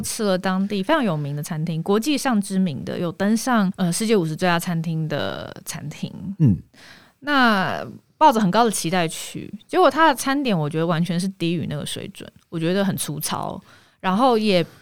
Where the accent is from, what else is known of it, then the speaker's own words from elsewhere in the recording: Taiwan; 我是台湾人